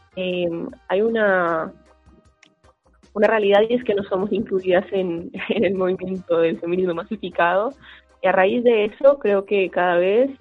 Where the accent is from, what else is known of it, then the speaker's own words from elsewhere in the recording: Colombia; now in Argentina; tengo proceso como migrante colombiana